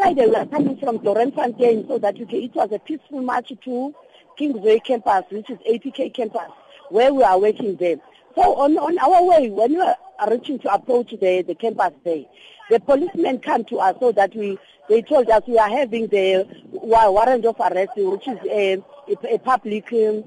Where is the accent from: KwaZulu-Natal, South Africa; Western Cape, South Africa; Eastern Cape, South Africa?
Eastern Cape, South Africa; East London; moved away as an adult; now in Johannesburg, South Africa; Originally, I came from East London. I came here to Joburg just to work.